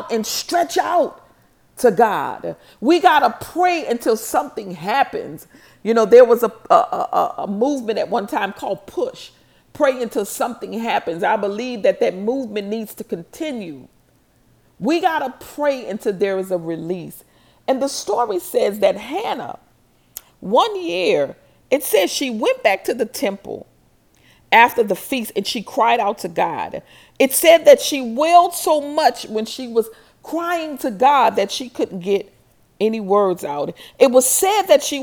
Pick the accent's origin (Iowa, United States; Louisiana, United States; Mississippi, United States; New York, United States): Louisiana, United States; New Orleans; I'm from New Orleans.